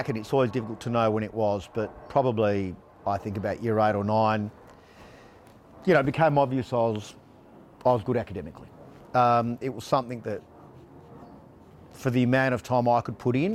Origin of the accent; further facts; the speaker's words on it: Australia; I am first generation Italian. I was born here. I regard myself as Australian